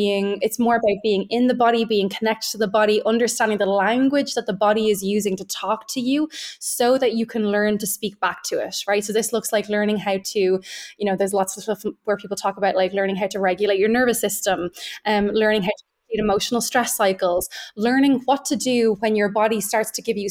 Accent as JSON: {"language": "English", "country": "Ireland", "said": "being Irish, we know what weight, right, our kind of Catholic guilt and our Catholic shame"}